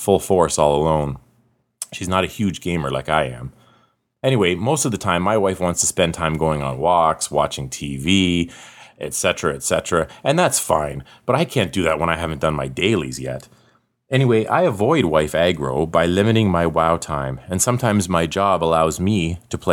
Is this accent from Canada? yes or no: yes; Canada; accent: northern; I'm Canadian and you just aren't used to my smooth and silky northern accent.